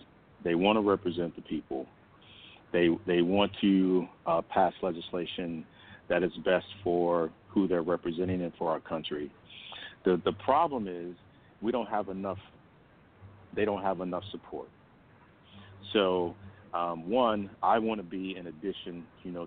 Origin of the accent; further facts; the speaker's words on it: Chicago, Illinois, United States; moved away as an adult; now in Texas, United States; I'm originally from Chicago, south side of Chicago, born and raised.